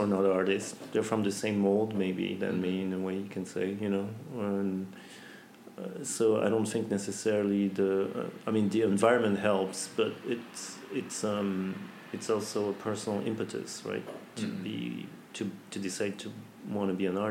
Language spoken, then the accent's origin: English; French Polynesia; also born or lived in United States; I grew up in Tahiti. I had the chance to be born in the US